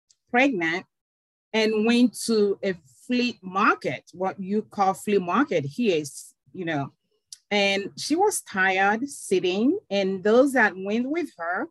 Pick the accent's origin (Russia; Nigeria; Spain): Nigeria; moved away as an adult; also born or lived in Kenya / Tanzania / Uganda / Namibia; now in United States; I am originally from Nigeria and migrated to the United States 20 years ago